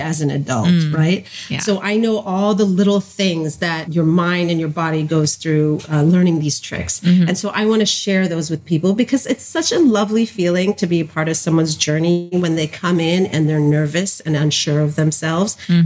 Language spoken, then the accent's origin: English; New Jersey, United States; I'm originally from New Jersey